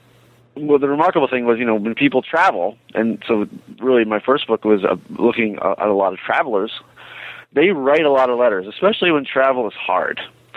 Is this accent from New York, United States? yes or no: no; Philadelphia, Pennsylvania, United States; I'm originally from the Philadelphia area, and I went to St. Joseph's University when it was still mostly a school for commuters.